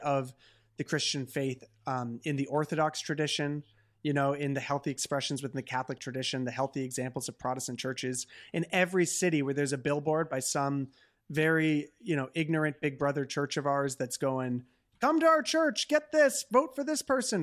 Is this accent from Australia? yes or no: no; Canada; as a Canadian